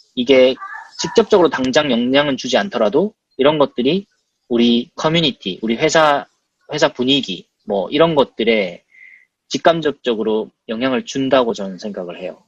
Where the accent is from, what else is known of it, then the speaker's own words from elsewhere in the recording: South Korea; moved away as an adult; now in United States; 저는 이제 한국에서 태어났고 한국에서 공부했고 그냥 정말 직장만 한국에 잡은 케이스인데